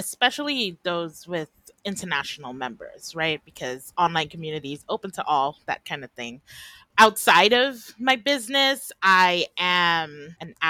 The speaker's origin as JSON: {"language": "English", "country": "Trinidad & Tobago"}